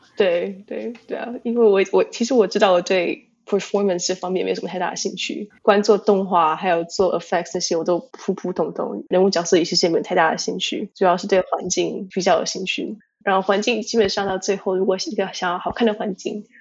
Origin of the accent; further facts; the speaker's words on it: Tainan, Taiwan; moved away as an adult; now in United States; 我是在台湾，台南，从家长大的，一直念，念到，基本上一直念到高中毕业